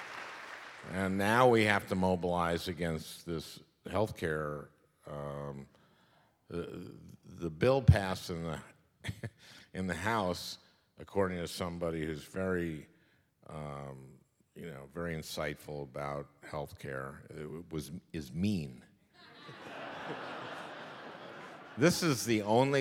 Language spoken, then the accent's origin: English; St. Louis Park, Minnesota, United States; I grew up in St. Louis Park, Minnesota. St. Louis Park is a suburb of Minneapolis.